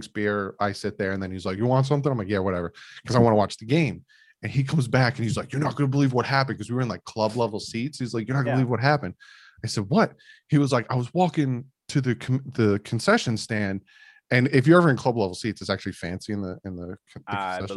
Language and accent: English; Bayonne, New Jersey, United States; I went to Bayonne High School